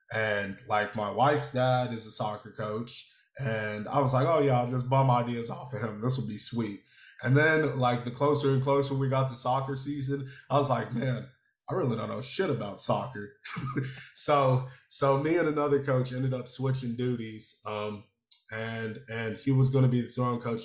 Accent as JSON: {"language": "English", "town": "Killeen", "region": "Texas", "country": "United States", "said": "I'm from Killeen. Like Killeen can be a little nitty gritty sometimes"}